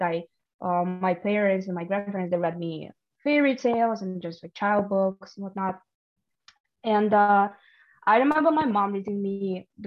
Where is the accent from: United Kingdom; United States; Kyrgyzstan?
Kyrgyzstan; first language Russian; English is a second language; moved away; I am from Kyrgyzstan